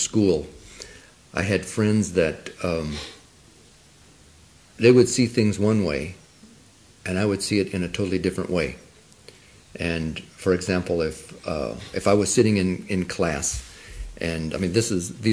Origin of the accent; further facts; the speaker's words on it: Arizona, United States; first language Spanish; English is a second language; I was born in Arizona, in the mountains, on an Apache Indian reservation, and I probably came to any kind of a city for the first time when I was about 7 years old, and I grew up speaking Spanish